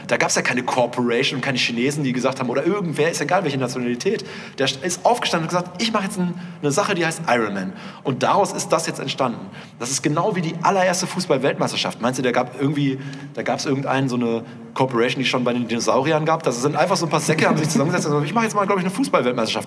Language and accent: German; Münster, North Rhine-Westphalia, Germany; wir kommen aus Münster, da fährt man halt Skateboard